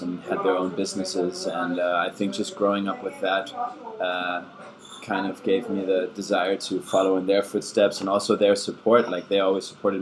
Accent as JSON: {"language": "English", "region": "California", "country": "United States", "tie": "born or raised there", "also_born_or_lived": "Germany", "first_language": "German", "second_language": "English", "moved": "as an adult", "lives_now": "Copenhagen, Denmark", "said": "I grew up in California, where I lived for 8 years together with my family. Originally, I'm from Germany, so I have a German background, speak German."}